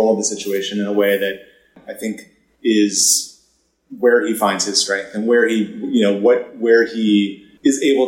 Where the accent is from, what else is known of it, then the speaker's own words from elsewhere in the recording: Maine, United States; moved away; I grew up in Maine in a very small town and, you know, left the second that I could